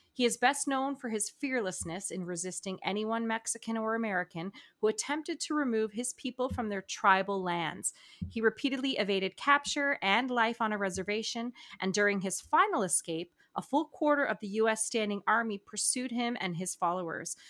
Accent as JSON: {"language": "English", "region": "New Brunswick", "country": "Canada", "said": "I'm from New Brunswick"}